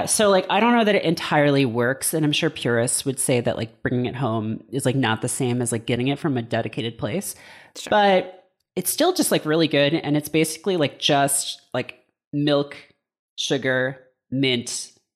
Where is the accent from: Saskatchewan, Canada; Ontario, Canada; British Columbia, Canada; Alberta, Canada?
Ontario, Canada; Hamilton; my hometown of Hamilton, Ontario